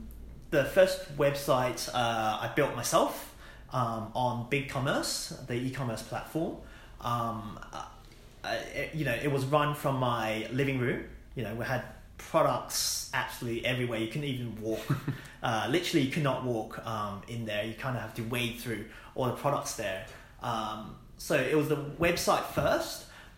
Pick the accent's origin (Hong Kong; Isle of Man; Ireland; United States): Hong Kong; also born or lived in United Kingdom; now in Australia; I was born in Hong Kong. Went to international school using the English curriculum.